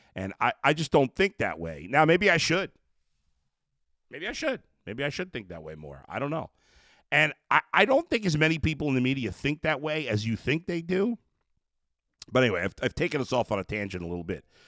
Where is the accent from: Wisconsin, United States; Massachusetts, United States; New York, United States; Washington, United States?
New York, United States; I grew up in New York.